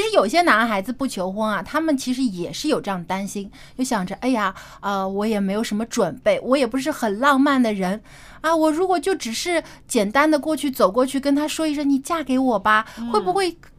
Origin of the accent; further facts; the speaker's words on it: China; 我们中国人